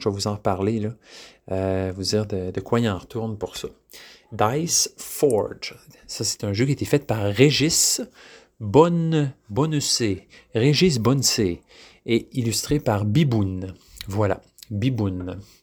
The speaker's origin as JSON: {"language": "French", "region": "Quebec", "country": "Canada", "said": "je suis un Québécois"}